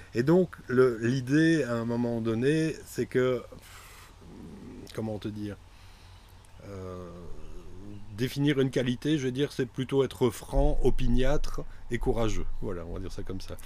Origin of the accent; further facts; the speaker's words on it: Mouscron, Wallonia, Belgium; À la base, je suis moucronois, c'est-à-dire que c'est une petite ville relativement bien connue dans le Hainaut.